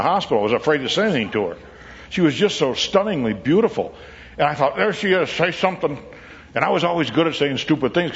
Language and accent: English; Williamsville, New York, United States; I grew up in Williamsville, New York, outside of Buffalo